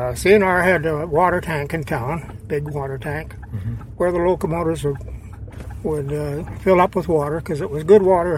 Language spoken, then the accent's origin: English; Saskatchewan, Canada; I was born just in the Alberta side of Saskatchewan here.